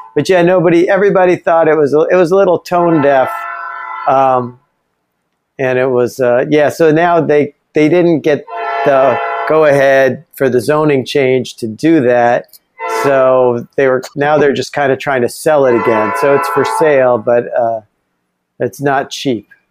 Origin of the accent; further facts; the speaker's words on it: Ithaca, New York, United States; my uh, small hometown has like three institutions of higher learning. Uh, one was Ithaca College